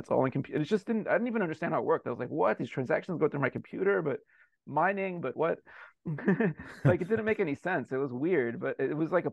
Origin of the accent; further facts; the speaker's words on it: United States; I'm an American. I've lived in the U.S. my whole life